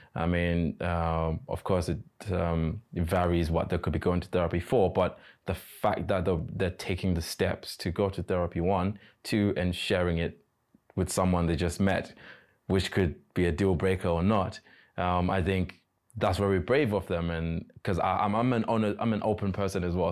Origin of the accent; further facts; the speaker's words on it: Nairobi, Kenya; moved away as an adult; now in China; I come from Nairobi, Kenya, and I've been in China for four and a half years